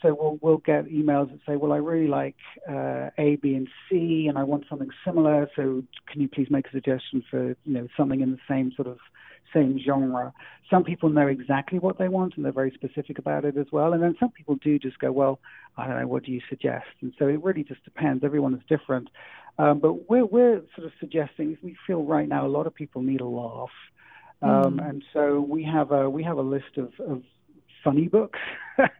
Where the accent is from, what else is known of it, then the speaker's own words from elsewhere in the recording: England, United Kingdom; moved away; being English